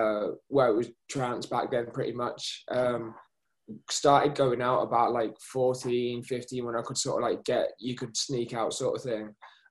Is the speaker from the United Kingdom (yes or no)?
yes; South of England, United Kingdom; also born or lived in Manchester; I was born just outside Manchester, but we grew up down south. Mm-hmm. And it was middle of like nowhere, absolutely nothing.